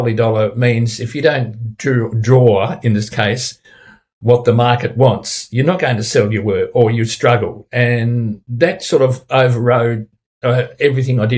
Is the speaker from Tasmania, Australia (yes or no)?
yes; Tasmania, Australia; my home state of Tasmania, which is renowned for its clean green image